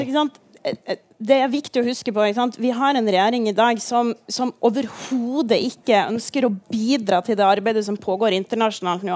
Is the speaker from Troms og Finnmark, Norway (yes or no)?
yes; Kirkenes, Troms og Finnmark, Norway; jeg kommer fra Kirkenes